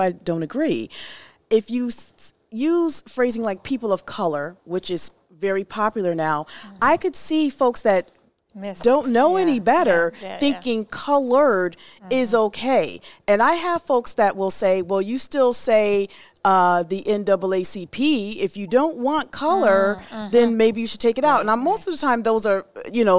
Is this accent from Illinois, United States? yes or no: no; Fairfield County, Connecticut, United States; I'm from Fairfield County